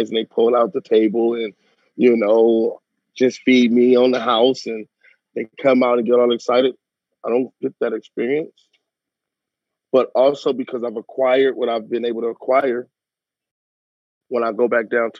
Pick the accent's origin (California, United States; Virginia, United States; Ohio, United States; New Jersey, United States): California, United States; Los Angeles; also born or lived in Westwood Hills; I grew up in Watts